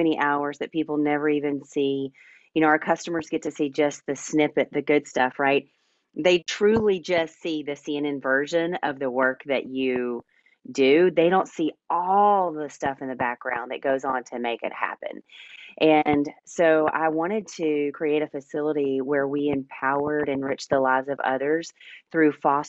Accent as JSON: {"language": "English", "region": "Middle Tennessee", "country": "United States", "tie": "born or raised there", "said": "born and raised in Middle Tennessee"}